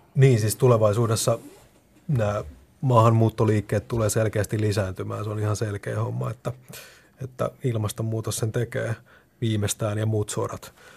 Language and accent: Finnish; Hämeenlinna, Kanta-Häme, Finland; moved away as an adult; nuorempana tosiaan olen sitä Hämeenlinnasta kotoisin